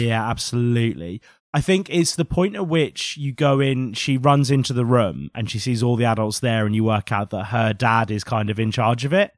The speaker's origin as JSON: {"language": "English", "country": "United Kingdom", "said": "a British person"}